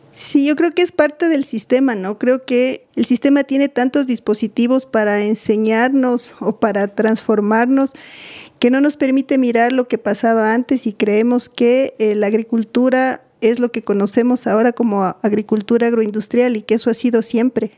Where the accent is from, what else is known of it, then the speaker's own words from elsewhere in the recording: Quito, Pichincha, Ecuador; Bueno, yo soy de Quito. Nací aquí, he vivido aquí casi toda mi vida